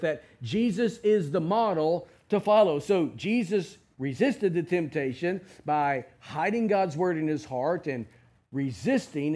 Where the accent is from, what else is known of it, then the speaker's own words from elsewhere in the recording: United States; as American Christians